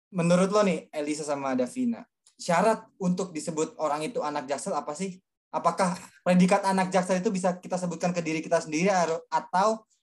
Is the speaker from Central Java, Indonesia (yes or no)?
no; Jakarta, Indonesia; also born or lived in Gading Serpong, Tangerang; now in Tangerang, Indonesia; sekarang tinggalnya di uh, Gading Serpong di Tangerang tapi gue oh. gue besarnya di Jakarta Selatan